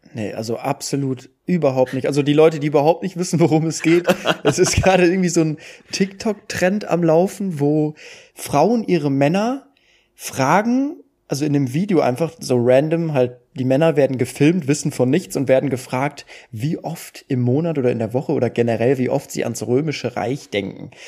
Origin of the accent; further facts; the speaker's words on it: Duisburg, North Rhine-Westphalia, Germany; ich komme ja aus Duisburg